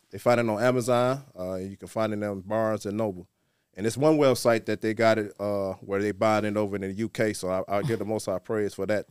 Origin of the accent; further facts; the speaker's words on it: Muskegon Heights, Michigan, United States; now in Detroit, United States; I'm originally from Muskegon Heights